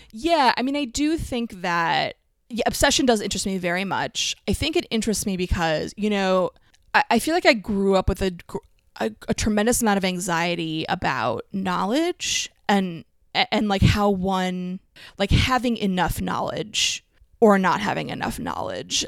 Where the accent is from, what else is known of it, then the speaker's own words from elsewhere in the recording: Allentown, Pennsylvania, United States; moved away; I grew up in Allentown, um, but we did move.